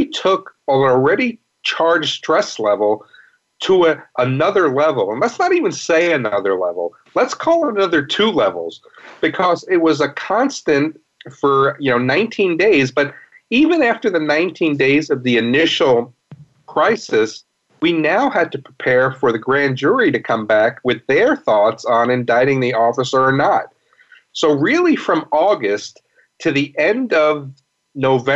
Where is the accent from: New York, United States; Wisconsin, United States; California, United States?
New York, United States; New York City; also born or lived in Fort Worth, Texas; now in St. Louis, United States; I grew up in New York City